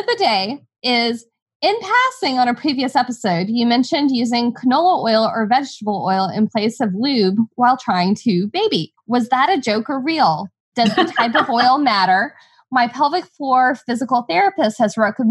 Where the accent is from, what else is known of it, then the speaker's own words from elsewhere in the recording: Texas, United States; growing up in Texas